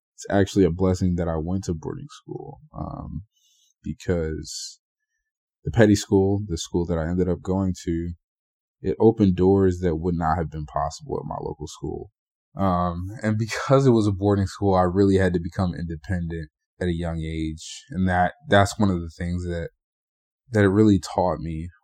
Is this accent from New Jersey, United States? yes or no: yes; Burlington, New Jersey, United States; I grew up in Burlington, for those of you from New Jersey. um, that's in Central Jersey